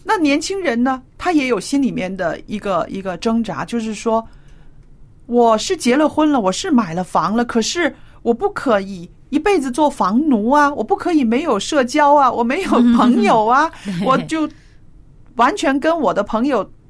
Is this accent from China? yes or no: yes; China; 所以小燕，你刚刚说的这个是啊，比较很传统的我们中国人的一个理财的一个信念